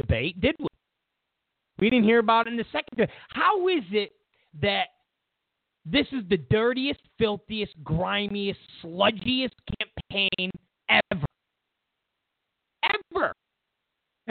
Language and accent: English; New York, United States; now in California, United States; I come from New York.